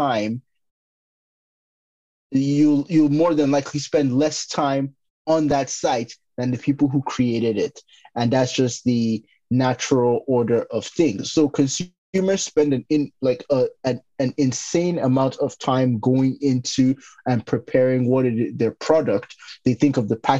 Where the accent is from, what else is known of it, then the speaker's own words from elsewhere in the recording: Nigeria; growing up in Nigeria